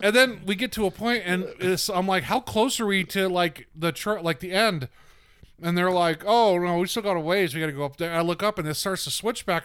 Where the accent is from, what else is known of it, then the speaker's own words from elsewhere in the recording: the South, United States; I'm from the South